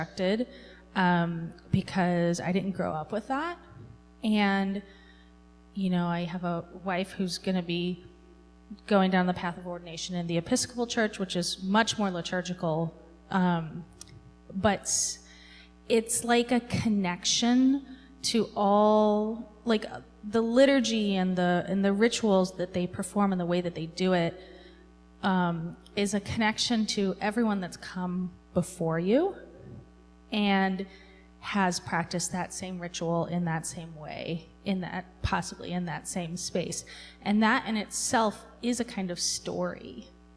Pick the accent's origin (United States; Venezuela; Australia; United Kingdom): United States; I'm an American